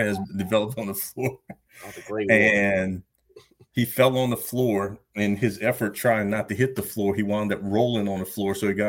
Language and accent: English; Louisiana, United States; moved away as an adult; also born or lived in New Orleans, Louisiana / Salt Lake City, Utah; I was born actually in New Orleans, Louisiana, and never lived there, but I lived about 45 minutes away.